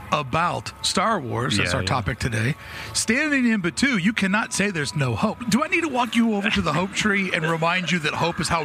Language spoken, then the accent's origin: English; East Coast, United States; moved away; we're both from the East Coast.